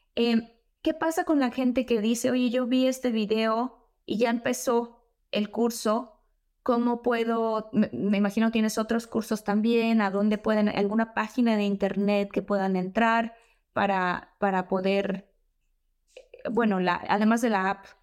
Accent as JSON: {"language": "Spanish", "region": "Tabasco", "country": "Mexico", "also_born_or_lived": "Mexico City", "moved": "yes", "said": "soy de Tabasco."}